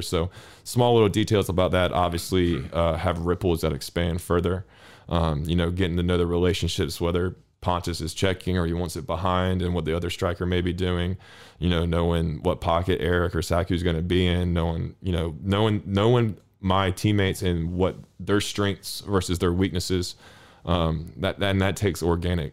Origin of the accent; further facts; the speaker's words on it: North Carolina, United States; moved away as an adult; now in Sundsvall, Sweden; where I grew up specifically, there was three universities: the University of Chapel Hill, NC State, and Duke, and they're all within ten kilometers